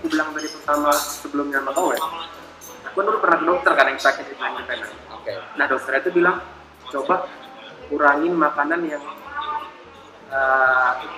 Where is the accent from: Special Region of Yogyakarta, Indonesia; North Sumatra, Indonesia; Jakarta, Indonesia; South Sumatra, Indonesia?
North Sumatra, Indonesia; Medan; kita kan memang orang Medan